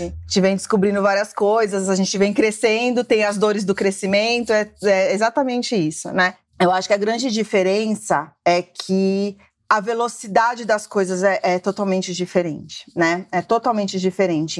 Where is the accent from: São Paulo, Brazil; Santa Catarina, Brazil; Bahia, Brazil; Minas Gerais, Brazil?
São Paulo, Brazil; sou aqui de São Paulo, cresci aqui, nasci aqui.